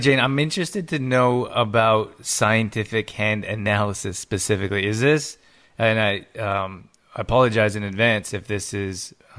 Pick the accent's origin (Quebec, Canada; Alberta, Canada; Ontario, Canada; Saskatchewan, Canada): Alberta, Canada; Calgary; well, I grew up in Calgary, Alberta, and I'm not sure if you're familiar, but it's about an hour from the Rocky Mountains.